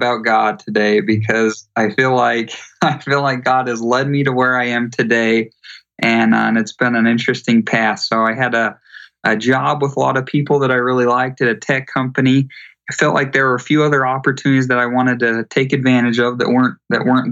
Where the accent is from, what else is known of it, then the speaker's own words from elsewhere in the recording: Utah, United States; I grew up in Utah